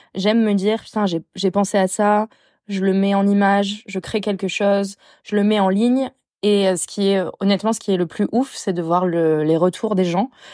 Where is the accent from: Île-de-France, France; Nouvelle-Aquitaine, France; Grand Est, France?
Nouvelle-Aquitaine, France; Bordeaux; je suis bordelaise